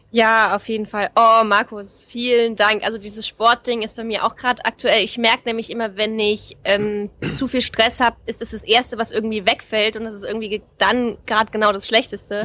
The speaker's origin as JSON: {"language": "German", "region": "Saarland", "country": "Germany", "also_born_or_lived": "Black Forest / Hamburg", "moved": "yes", "said": "ich komme aus dem Saarland"}